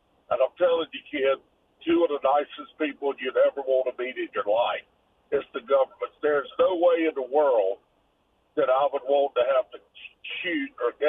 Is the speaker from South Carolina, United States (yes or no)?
yes; Lake City, South Carolina, United States; I grew up in Lake City.